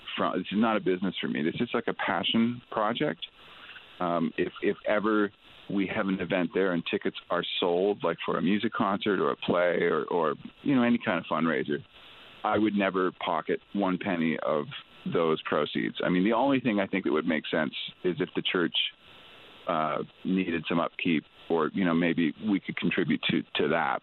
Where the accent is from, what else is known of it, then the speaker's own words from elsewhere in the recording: Ontario, Canada; I was born and raised in Ontario